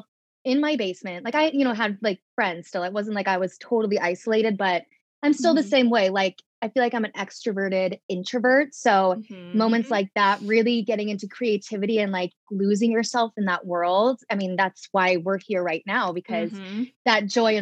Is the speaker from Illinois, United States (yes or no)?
yes; St. Charles, Illinois, United States; moved away as an adult; now in New York City, United States; I grew up in St. Charles and Geneva, which are basically like the same town, 45 minutes in the western suburbs of Chicago